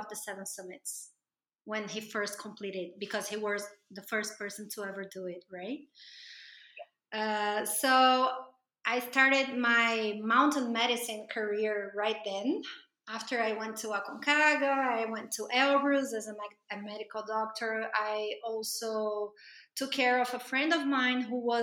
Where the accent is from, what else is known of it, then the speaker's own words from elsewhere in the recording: Brazil; I'm from Brazil